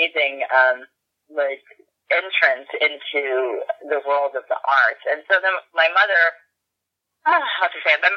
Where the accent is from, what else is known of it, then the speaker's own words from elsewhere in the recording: New York City, New York, United States; I grew up in Brooklyn, which was, you know, so close to New York City